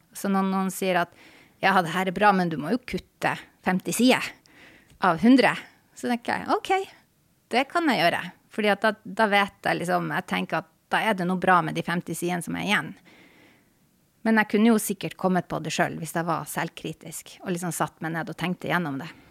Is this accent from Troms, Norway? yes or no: yes; Tromsø, Troms, Norway; moved away as an adult; also born or lived in Honningsvåg, Finnmark; now in Oslo, Norway; hele tida når jeg gikk på skole, så var det i Tromsø by. Så jeg er på en måte Tromsø-jente.